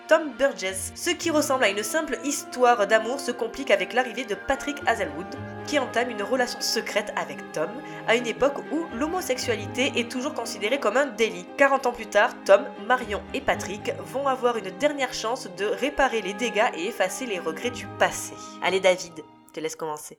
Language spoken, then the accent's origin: French; France; accent: French; avec mon accent français